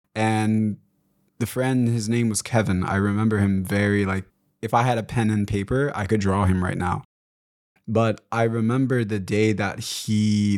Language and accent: English; DR Congo; born there; So I was born in Congo, and even while we were in Congo, my mom has told me that we moved around a little bit due to the Rwandan genocide that was taking place the year I was born.